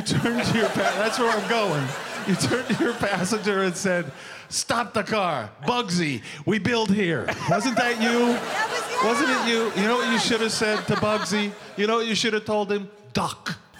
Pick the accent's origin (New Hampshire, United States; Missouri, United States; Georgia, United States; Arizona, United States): Missouri, United States; also born or lived in New York; now in Las Vegas, United States; I am from Missouri, home of the Kansas City Chiefs.